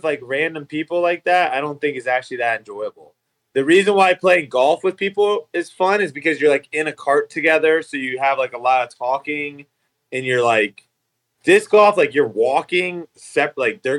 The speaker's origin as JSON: {"language": "English", "country": "United States", "said": "I'm not just saying that as an American."}